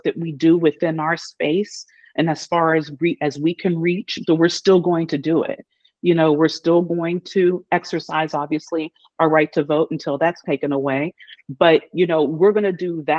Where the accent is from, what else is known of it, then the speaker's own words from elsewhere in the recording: United States; an American who's proud to be one